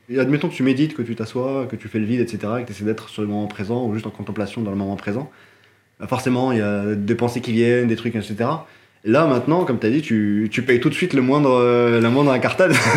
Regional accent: Morocco; moved away; j'ai grandi au Maroc.

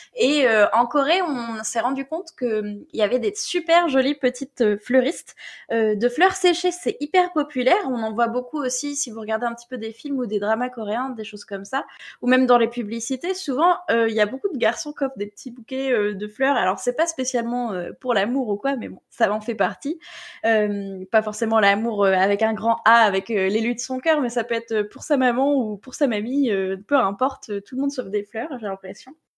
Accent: Normandy, France; accent: Normand; mon bon accent normand

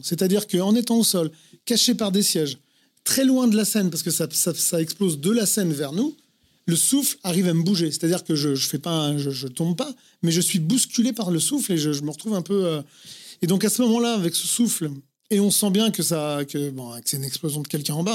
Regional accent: Vierzon, Centre-Val de Loire, France; moved away; also born or lived in Paris; je viens de Vierzon, dans le Cher

